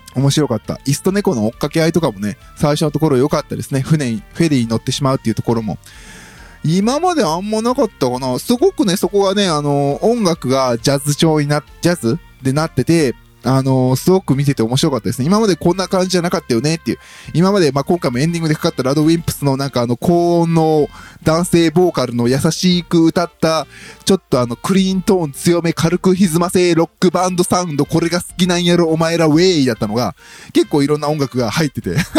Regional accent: Osaka, Japan; 私はやっぱりね、大阪出身

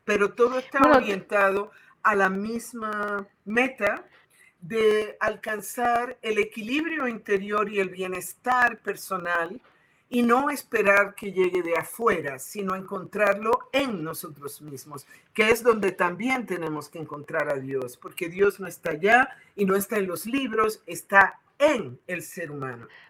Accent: Puerto Rico; now in Mexico City, Mexico; yo nací en Puerto Rico, en el Caribe

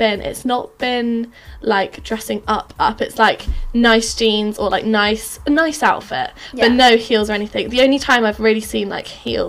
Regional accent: Farnham, South East England, United Kingdom; moved away; I'm from Farnham, which is, for anyone who doesn't know, it's like near Guildford's, out of London. Down south, I don't live that far away from now really, there's a lot of Land Rover mums in Farnham

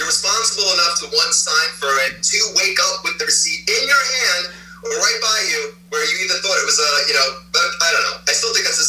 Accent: New York, United States; Growing up in New York

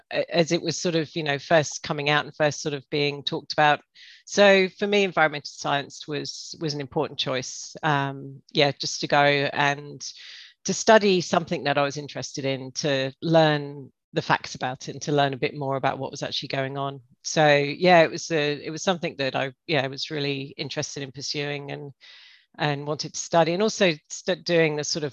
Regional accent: England, United Kingdom; moved away as an adult; now in Australia; So, yeah, I grew up in England. And lived there until 20 years ago and when I moved out here.

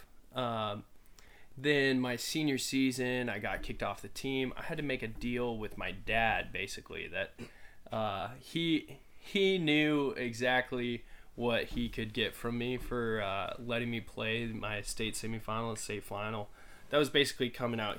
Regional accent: Phoenix, Arizona, United States; moved away; I'm originally from Phoenix, Arizona

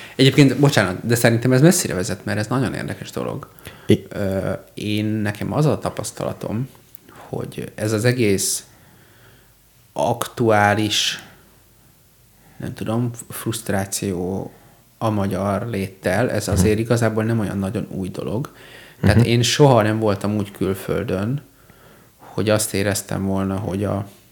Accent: Hungary; ma magyar vagyok

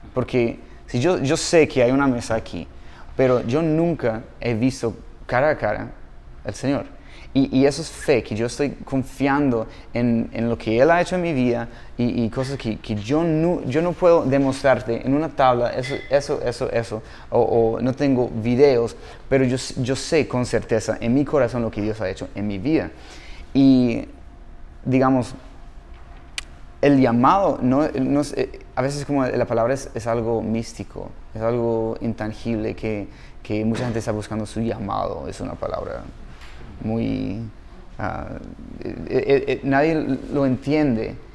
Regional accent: Los Angeles, California, United States; Spanish is a second language; moved away; yo soy de Los Ángeles, California

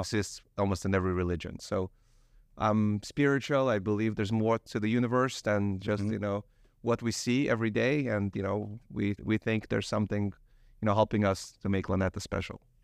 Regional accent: Ukraine; now in United States; I originally I'm from Ukraine. So I'm actually arrived here as an immigrant uh, about 30 years ago

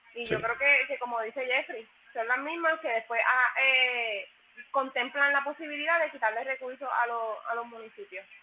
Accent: Yauco, Puerto Rico; yo soy de Yauco

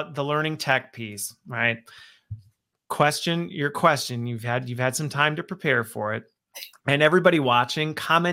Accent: Midwest, United States; also born or lived in Waukesha, Wisconsin; us Midwesterners

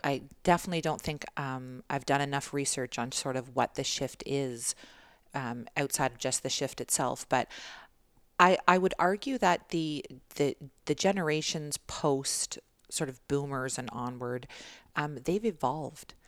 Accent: Toronto, Ontario, Canada; I was born in Toronto

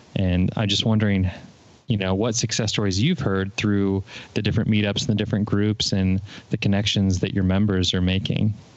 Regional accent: Fort Wayne, Indiana, United States; moved away as an adult; I moved back here to where I am now in my hometown of Fort Wayne

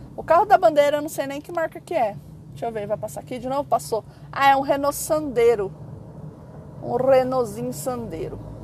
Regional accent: São Paulo, Brazil; Eu falo mano direto, porque eu sou de São Paulo, sou da Zona Leste

